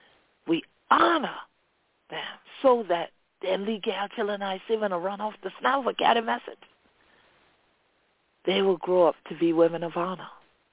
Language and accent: English; Gullah Geechee Nation, Sea Islands, United States; This is how we grew up here in the Gullah Geechee Nation.